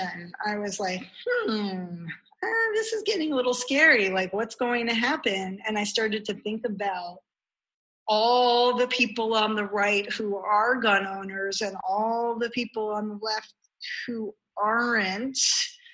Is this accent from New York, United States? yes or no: yes; New York City, New York, United States; moved away as an adult; also born or lived in Lincoln, Nebraska; now in Georgia, United States; as a New Yorker, you just sort of want to know where people stand